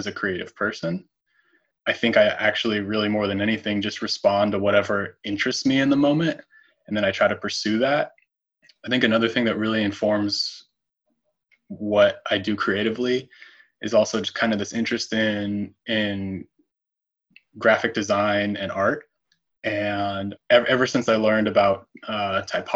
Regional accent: Colorado, United States; moved away as an adult; now in Portland, United States; I'm originally from Colorado, born and raised there.

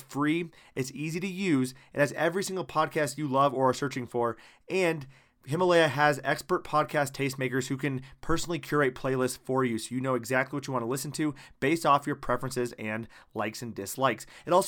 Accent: Iowa, United States; now in Germany; I'm from Iowa originally, and going to Germany, it felt like I was literally going to the same state but in a different country.

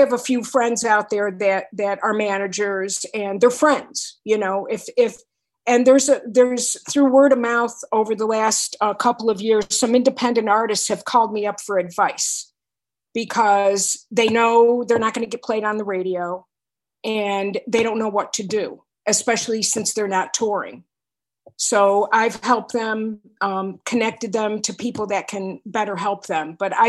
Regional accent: Binghamton, New York, United States; And I was going to college in my hometown, Binghamton, New York.

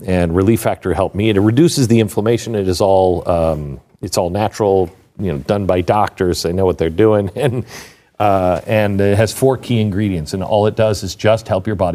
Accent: Seattle, Washington, United States; moved away; I grew up in Seattle, in the Seattle area.

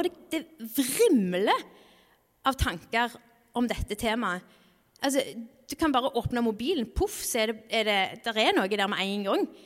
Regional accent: Norway; landet vårt er et stort misjonsland

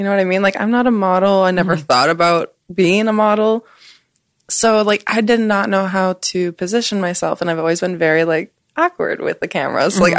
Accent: Wisconsin, United States; now in Los Angeles, United States; I'm from Wisconsin.

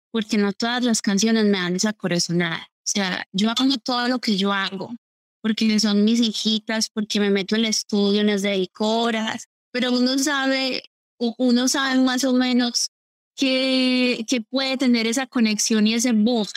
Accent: Colombia; Yo crecí obviamente escuchando reggaetón, yo soy colombiana

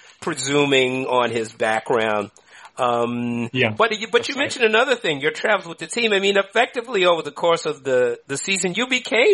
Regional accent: Oakland, California, United States; I grew up in Oakland.

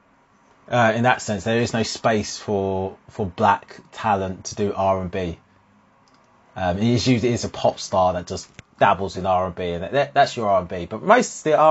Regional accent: Harlow, East of England, United Kingdom; one of the few ethnic people in any situation growing up in Harlow

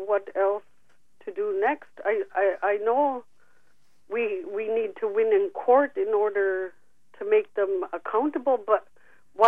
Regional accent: Canada; born or raised there

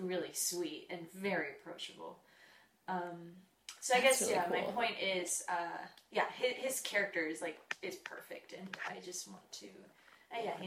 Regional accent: Orange County, California, United States; moved away as an adult; now in Los Angeles, United States; I'm from Orange County, 15-minute drive away from Disneyland

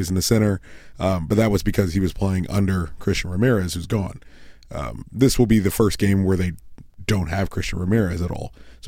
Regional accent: United States; I'm an American

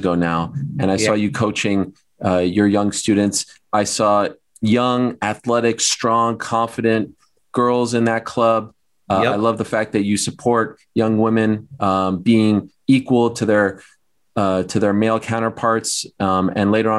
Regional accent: Canada; I'm from Canada

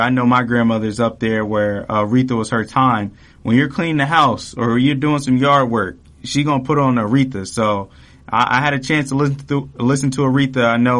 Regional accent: Maplewood, New Jersey, United States; I'm from New Jersey. I grew up in the Maplewood, South Orange area

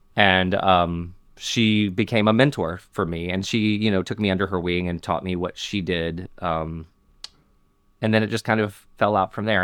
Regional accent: Montgomery, Alabama, United States; I grew up in Montgomery, Alabama

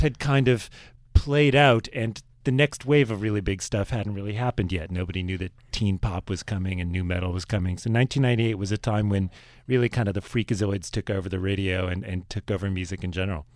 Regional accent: Virginia, United States; I was from Virginia

